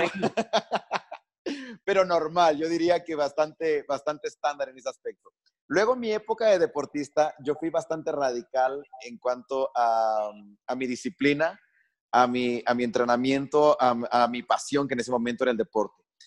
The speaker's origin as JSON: {"language": "Spanish", "town": "Quito", "region": "Pichincha", "country": "Ecuador", "tie": "born or raised there", "said": "crecí en Quito"}